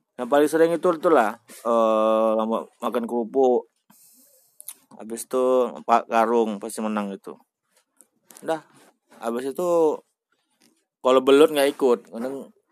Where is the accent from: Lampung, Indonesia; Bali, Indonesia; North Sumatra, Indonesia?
North Sumatra, Indonesia; Medan; kita sebagai orang Medan beruntung